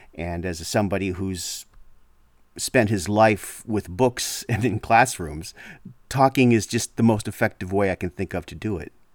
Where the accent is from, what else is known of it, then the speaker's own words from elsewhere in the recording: Canada; I'm Canadian